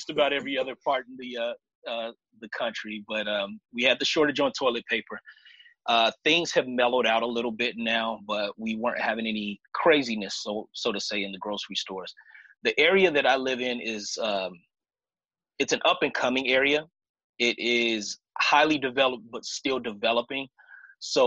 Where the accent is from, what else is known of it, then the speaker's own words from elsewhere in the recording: Chicago, Illinois, United States; now in Vancouver, Washington, United States; I'm originally from Chicago, been out here in the Northwest for about half my life at this point, a little over half my life, actually